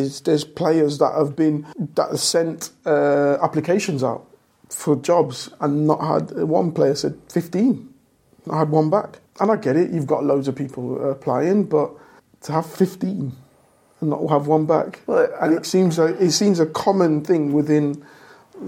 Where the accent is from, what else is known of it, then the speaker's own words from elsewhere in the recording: Leicester, East Midlands, United Kingdom; I'm from Leicester. Everyone knows I'm from Leicester, and that's where my heart is as a city